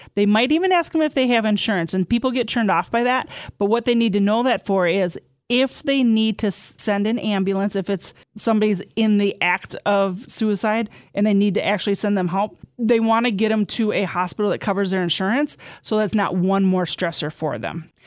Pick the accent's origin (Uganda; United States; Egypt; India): United States; southwest Wisconsin; I'm from Inner Point in southwest Wisconsin that have a lot of mines there